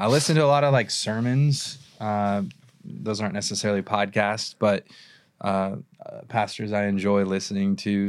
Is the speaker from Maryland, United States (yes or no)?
no; Irvine, California, United States; I grew up in Irvine